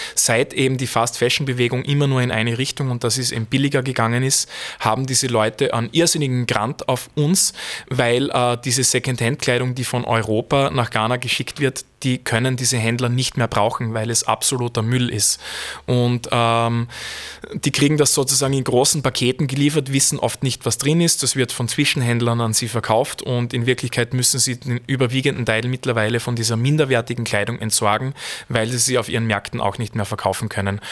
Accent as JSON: {"language": "German", "town": "Feldbach", "region": "Styria", "country": "Austria", "said": "ich komme aus Feldbach"}